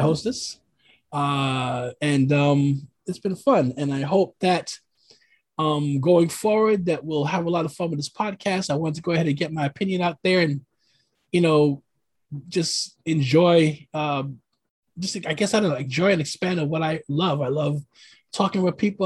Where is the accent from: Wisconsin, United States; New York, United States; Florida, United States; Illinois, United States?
New York, United States; New York City; now in Oregon, United States; I'm originally from New York City, originally from Brooklyn. I reside currently in the Pacific Northwest in Oregon